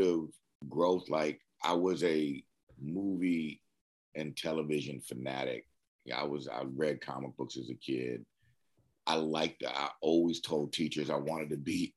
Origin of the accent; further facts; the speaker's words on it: Berkeley, California, United States; moved away as an adult; now in Los Angeles, United States; I'm from Berkeley